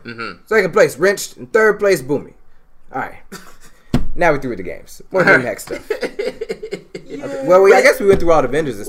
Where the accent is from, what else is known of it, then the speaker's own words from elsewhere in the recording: Alabama, United States; I'm from Alabama.